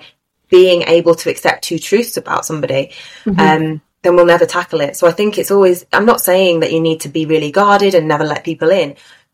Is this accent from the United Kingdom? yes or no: yes; United Kingdom; my British point of view